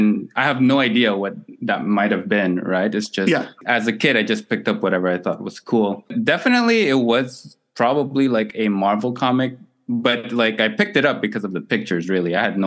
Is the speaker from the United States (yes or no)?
no; Montreal, Quebec, Canada; I'm an art activist from Jajage, colonially known as Montreal, from the Ganyagkahaga Nation.